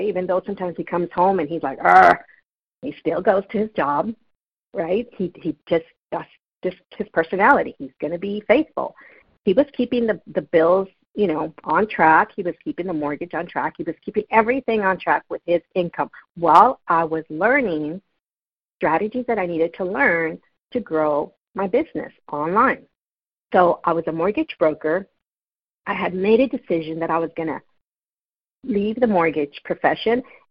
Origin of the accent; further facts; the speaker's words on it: California, United States; I'm from California